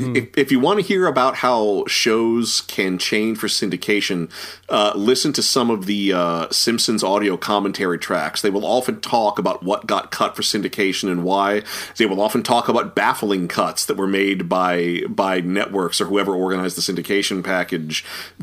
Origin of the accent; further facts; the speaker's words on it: Norfolk, Virginia, United States; I grew up in Norfolk, Virginia, we lost whole channels for sometimes months at a time